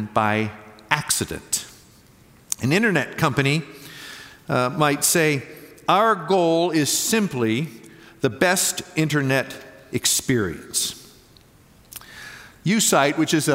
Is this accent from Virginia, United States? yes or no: no; New Castle, Pennsylvania, United States; now in Waco, United States; I'm originally from Newcastle, Pennsylvania